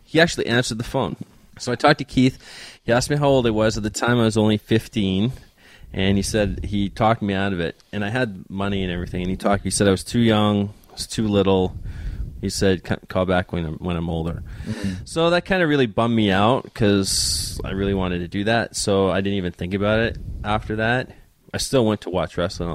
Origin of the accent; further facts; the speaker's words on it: Canada; growing up in Canada, you either play hockey or you wrestle.